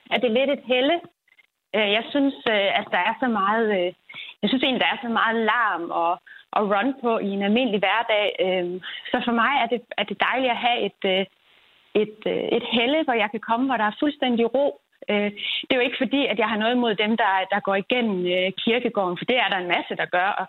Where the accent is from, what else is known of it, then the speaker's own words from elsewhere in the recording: Aarhus, Central Denmark Region, Denmark; nu kommer jeg fra Aarhus af